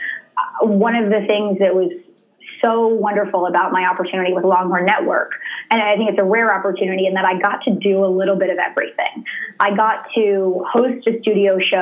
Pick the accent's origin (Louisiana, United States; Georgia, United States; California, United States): Louisiana, United States; Baton Rouge; growing up in Baton Rouge, Louisiana, I was so surrounded by it growing up around LSU